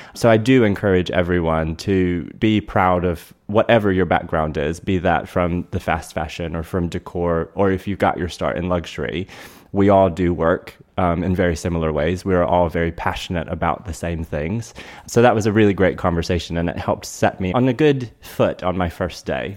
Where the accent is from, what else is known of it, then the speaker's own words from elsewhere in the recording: North Carolina, United States; moved away as an adult; also born or lived in Durham, North Carolina; now in South Florida, United States; born and raised in North Carolina and started my career there in retail.